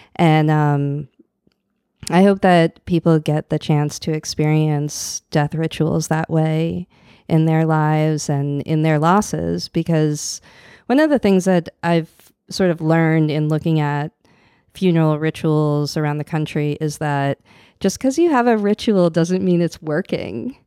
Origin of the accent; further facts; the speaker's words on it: outside Boston, Massachusetts, United States; moved away as an adult; now in New Orleans, United States; I grew up in outside Boston